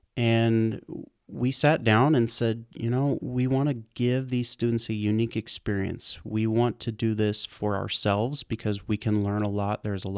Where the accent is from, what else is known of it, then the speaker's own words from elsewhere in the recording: Kansas, United States; I'm actually from Central Kansas is where I grew up.